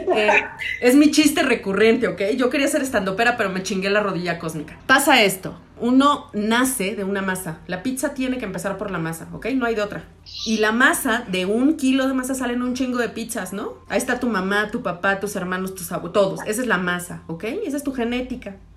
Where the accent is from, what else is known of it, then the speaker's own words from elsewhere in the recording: Mexico; como mexicanos